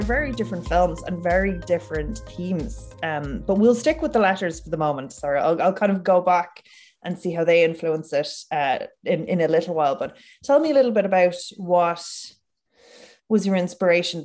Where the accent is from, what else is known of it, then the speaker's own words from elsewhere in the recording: Ireland; as an Irish woman, as someone living in this state